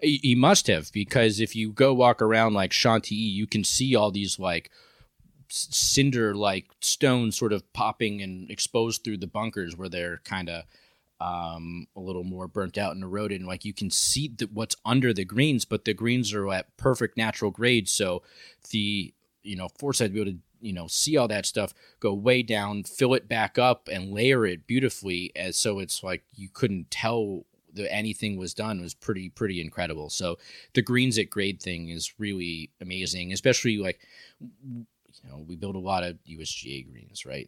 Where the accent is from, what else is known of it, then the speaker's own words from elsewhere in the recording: New York City, New York, United States; moved away; I'm from New York